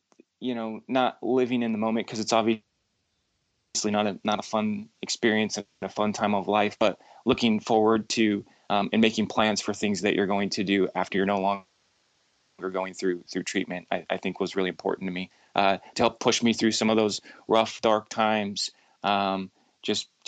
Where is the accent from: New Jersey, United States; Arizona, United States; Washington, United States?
Washington, United States; Seattle; moved away; I'm originally from Seattle